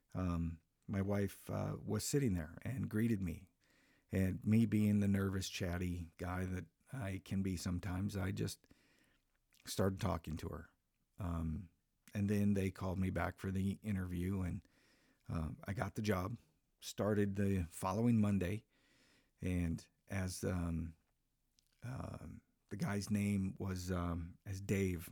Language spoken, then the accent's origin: English; Minnesota, United States; moved away as an adult; back in my home state uh, of Minnesota, where I'm from.